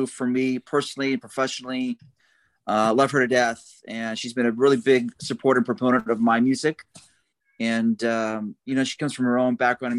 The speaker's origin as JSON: {"language": "English", "town": "Portland", "region": "Oregon", "country": "United States", "tie": "born or raised there", "moved": "as an adult", "lives_now": "Huntsville, United States", "said": "Yeah, I grew up in Portland, Oregon. That's where I'm from."}